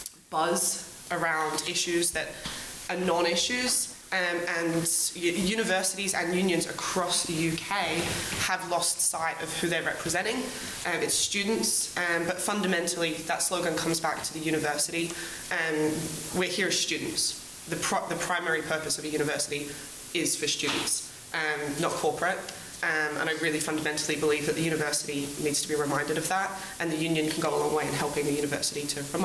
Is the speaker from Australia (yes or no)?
yes; Australia; I'm an Australian, so I'm going to have to go with Kilted Kangaroo.